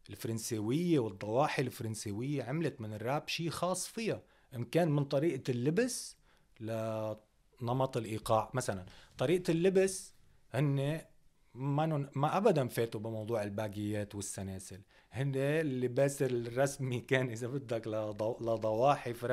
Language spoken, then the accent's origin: Arabic; Algeria; هو هن وقتها مثلا كجزائريه كان موضوع العشرية السوداء